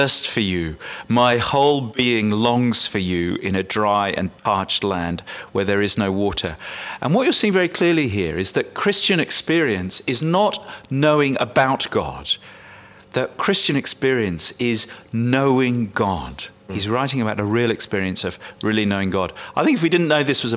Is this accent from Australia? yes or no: no; England, United Kingdom; I'm English